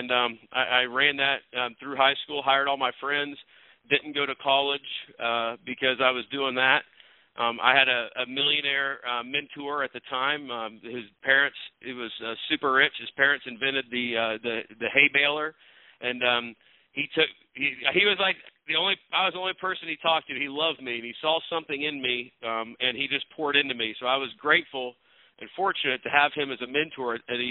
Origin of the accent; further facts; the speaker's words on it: Northwest Missouri, United States; I grew up in Missouri, Northwest Missouri